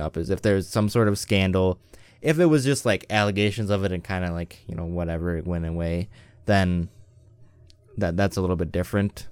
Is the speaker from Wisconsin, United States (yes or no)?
yes; Western Wisconsin, United States; I grew up in Western Wisconsin